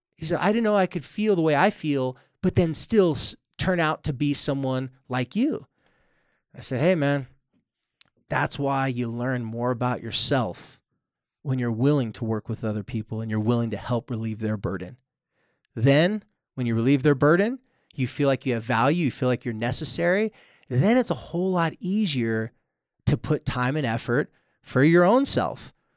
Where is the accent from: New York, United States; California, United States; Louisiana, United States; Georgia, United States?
California, United States; San Diego; moved away as an adult; now in Utah, United States; I'm from San Diego